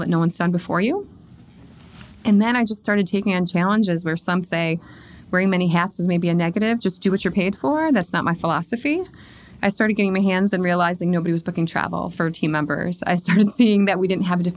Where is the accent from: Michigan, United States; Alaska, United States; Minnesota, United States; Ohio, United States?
Michigan, United States; I am born and raised in Michigan